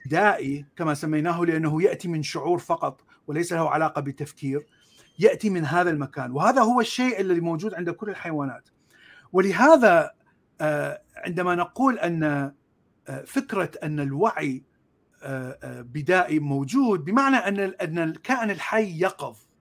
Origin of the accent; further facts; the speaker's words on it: Baghdad, Baghdad Governorate, Iraq; moved away as an adult; also born or lived in Mosul / Jordan; now in United States; انا من مواليد آه، بغداد من عائله اصلها من الموصل